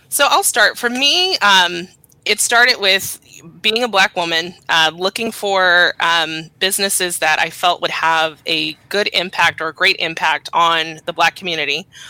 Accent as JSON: {"language": "English", "town": "Los Angeles", "region": "California", "country": "United States", "tie": "born or raised there", "said": "I am from South Los Angeles, born and raised."}